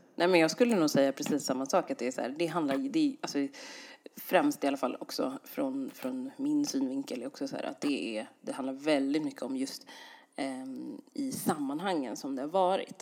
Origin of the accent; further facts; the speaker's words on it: Sweden; jag är ju svensk, så svensk som man kan bli